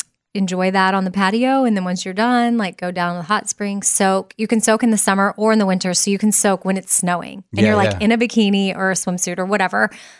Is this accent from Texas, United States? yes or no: yes; Austin, Texas, United States; I'm from Austin, Texas.